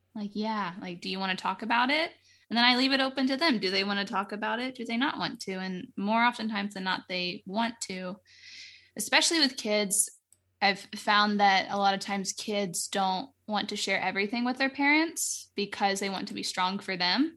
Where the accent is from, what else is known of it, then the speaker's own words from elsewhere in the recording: Florida, United States; moved away; I'm from Florida, like, we have hurricanes